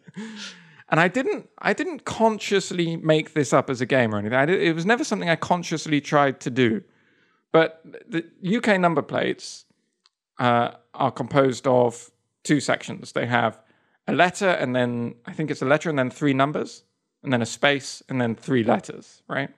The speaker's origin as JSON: {"language": "English", "region": "England", "country": "United Kingdom", "also_born_or_lived": "Spain / Japan / Kyoto, Japan", "moved": "as an adult", "lives_now": "United States", "said": "I still think of myself as, as pretty English"}